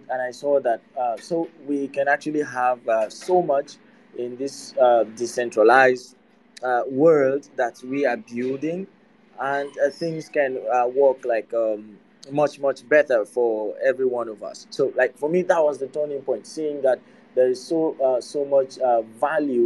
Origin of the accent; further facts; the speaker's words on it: Nigeria; I am from Nigeria and a graduate of electronics